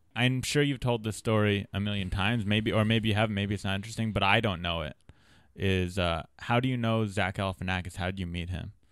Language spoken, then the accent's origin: English; San Diego, California, United States; I grew up in San Diego